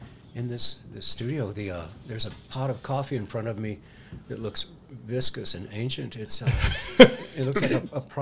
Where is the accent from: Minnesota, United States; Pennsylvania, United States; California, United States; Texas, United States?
Texas, United States; Houston; moved away as an adult; also born or lived in Utah / Mississippi; now in Montana, United States; growing up in Houston, Texas